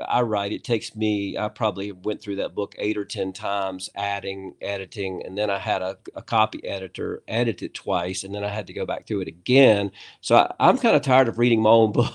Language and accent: English; United States; I'm from America